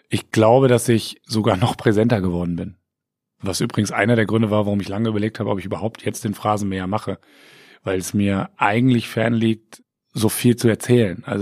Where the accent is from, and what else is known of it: Bremen, Germany; born or raised there; also born or lived in Siegen / Wiesbaden area